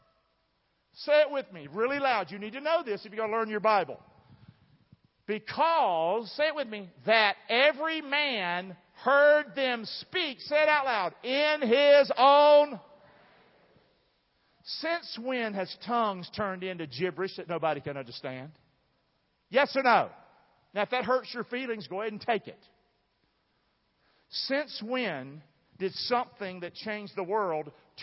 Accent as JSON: {"language": "English", "region": "southern part of America", "country": "United States", "tie": "born or raised there", "accent": "southern English", "first_language": "English", "said": "I was born in the southern part of America, so I speak southern English"}